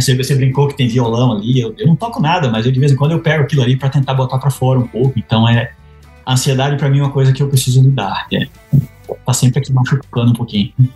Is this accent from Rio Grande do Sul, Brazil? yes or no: no; Bahia, Brazil; moved away as an adult; also born or lived in Lavras / Piracicaba / Sinop; now in United States; eu nasci e me criei na Bahia